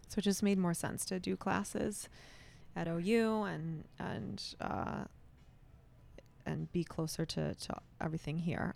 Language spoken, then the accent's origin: English; Rochester Hills, Michigan, United States; born and raised in, in Rochester Hills